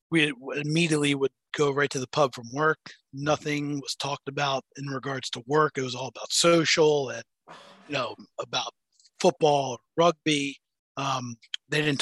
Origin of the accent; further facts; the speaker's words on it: United States; accent: American; also born or lived in England; I was a gold a gold mine over there being American.